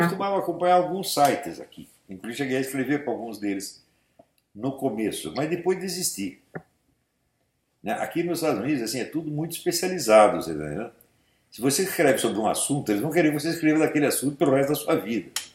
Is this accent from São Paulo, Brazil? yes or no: yes; São Paulo, Brazil; Eu fui criado na Igreja Nossa Senhora da Paz, ali no Glicério